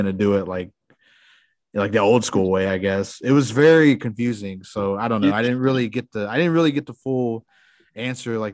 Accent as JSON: {"language": "English", "area": "Pawnee Nation", "region": "Oklahoma", "country": "United States", "also_born_or_lived": "Broken Arrow, Oklahoma", "said": "I'm Pawnee, like I'm from the Pawnee Nation."}